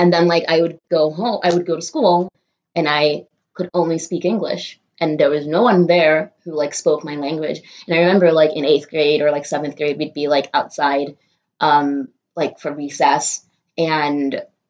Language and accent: English; Nigeria; now in New York City, United States; And I moved from Nigeria to here, but my family moved to New York City specifically because there was a huge Fulani community here. And that's what I lived in.